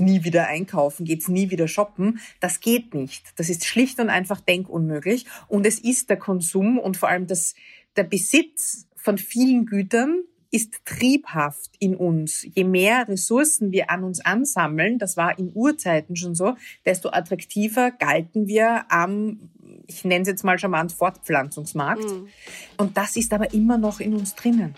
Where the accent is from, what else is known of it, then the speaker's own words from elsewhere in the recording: Vienna, Austria; Ich bin aus Wien, aus Österreich